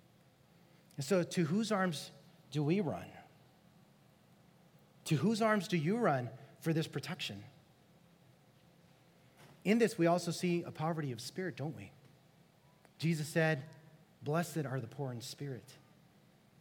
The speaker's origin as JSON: {"language": "English", "town": "Los Angeles", "region": "California", "country": "United States", "tie": "born or raised there", "moved": "yes", "said": "I'm from LA. I grew up in California"}